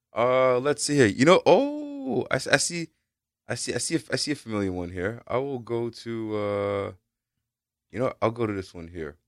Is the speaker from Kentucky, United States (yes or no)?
no; New York City, New York, United States; growing up in the Bronx